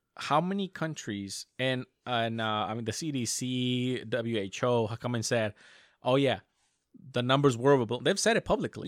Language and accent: English; United States; I as an American